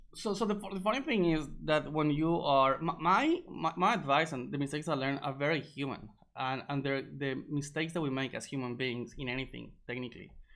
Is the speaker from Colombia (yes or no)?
yes; Colombia; moved away; also born or lived in Egypt; I'm from Colombia originally.